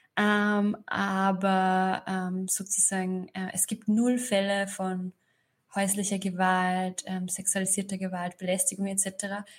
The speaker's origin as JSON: {"language": "German", "region": "Upper Austria", "country": "Austria", "tie": "born or raised there", "moved": "as an adult", "lives_now": "Berlin, Germany", "said": "ich bin am Land aufgewachsen in Oberösterreich"}